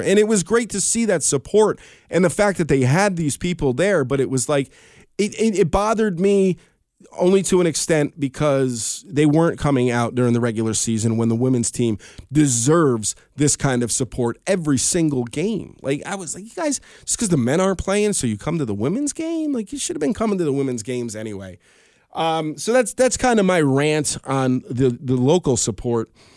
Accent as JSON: {"language": "English", "town": "Albany", "region": "New York", "country": "United States", "tie": "born or raised there", "said": "in Albany, of all places, in my hometown"}